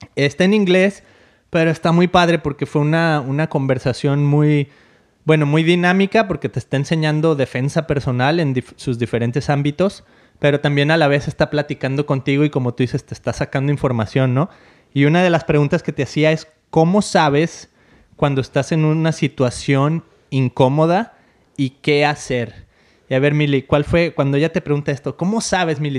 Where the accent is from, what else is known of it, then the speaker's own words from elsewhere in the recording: Mexico; moved away; siendo mexicana como yo